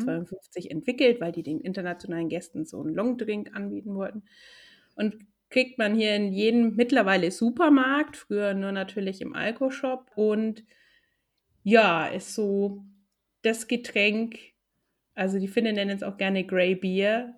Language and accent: German; Nuremberg, Bavaria, Germany; now in Helsinki, Finland; Ich komme ursprünglich aus Nürnberg